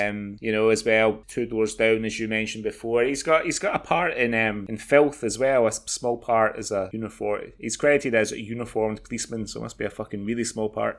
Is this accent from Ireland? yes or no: no; Glasgow, Scotland, United Kingdom; moved away; also born or lived in Kuwait; I was born in Stobhill.